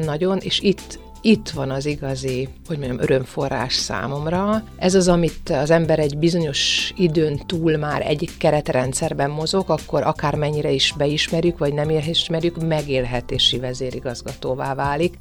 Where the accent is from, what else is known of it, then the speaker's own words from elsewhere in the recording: Szeged, Csongrád-Csanád, Hungary; Szegeden nőttem föl